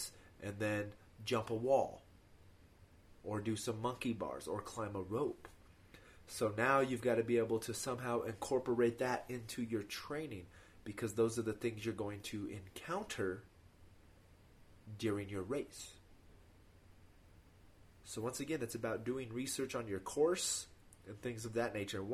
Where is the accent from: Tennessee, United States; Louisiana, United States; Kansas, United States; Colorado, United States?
Colorado, United States; I'm from Colorado. So for me, the elevation doesn't matter. Like, I've lived here my whole life.